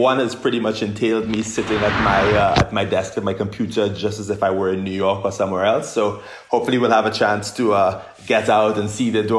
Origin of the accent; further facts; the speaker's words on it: Trinidad & Tobago; moved away as an adult; also born or lived in United Kingdom; now in United States; I'm somebody who's from Trinidad and Tobago, born and raised in the Caribbean